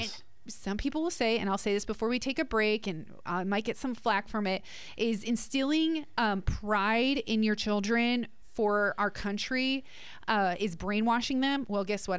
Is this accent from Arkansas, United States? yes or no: no; outside of Philadelphia, Pennsylvania, United States; I was born outside of Philadelphia, and so going to Philadelphia on a lot of field trips growing up